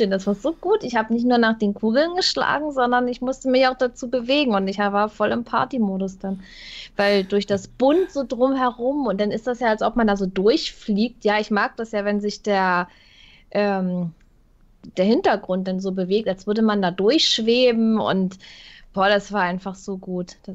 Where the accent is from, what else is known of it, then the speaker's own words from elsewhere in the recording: Hamburg, Germany; Als Hamburger oh, muss der, man den kennen.